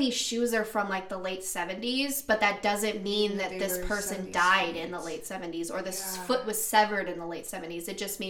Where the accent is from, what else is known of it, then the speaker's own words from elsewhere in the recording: the South, United States; I'm from the South.